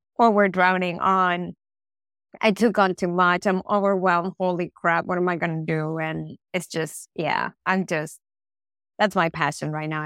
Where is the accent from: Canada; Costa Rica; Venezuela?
Venezuela; moved away; I'm from Venezuela